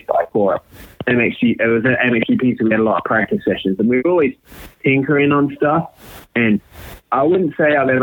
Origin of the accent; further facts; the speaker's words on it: United Kingdom; we're both British